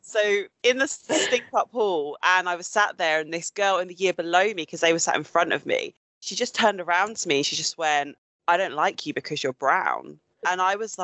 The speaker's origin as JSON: {"language": "English", "area": "Suffolk", "region": "East of England", "country": "United Kingdom", "tie": "born or raised there", "said": "when I grew up, I grew up predominantly in Suffolk."}